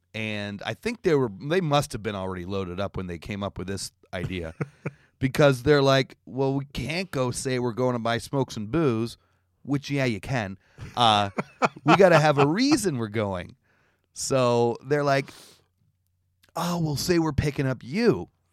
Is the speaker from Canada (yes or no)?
yes; Canada; moved away; I'm Canadian.